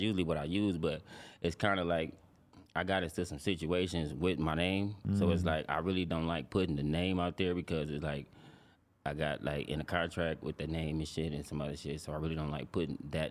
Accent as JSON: {"language": "English", "town": "Compton", "region": "California", "country": "United States", "tie": "born or raised there", "said": "I'm from Compton. I grew up in I grew up in the projects on Bullish Road, across the street from Compton Swap Meet"}